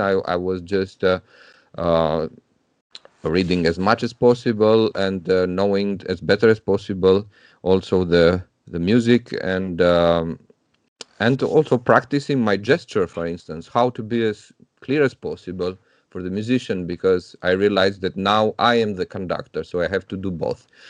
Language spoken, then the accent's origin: English; Tirana, Tirana County, Albania; moved away as an adult; I was growing up in Albania. I'm from Tirana